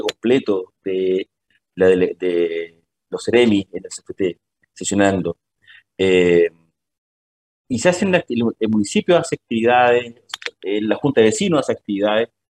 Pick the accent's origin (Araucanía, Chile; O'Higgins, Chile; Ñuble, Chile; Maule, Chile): Araucanía, Chile; Temuco; moved away as an adult; also born or lived in Santiago; now in Magallanes, Chile; yo no soy de, Magallanes, yo originalmente soy de la nueva región, soy de Temuco, si bien estaba trabajando en Santiago, significó trasladar a toda mi familia a la región de Magallanes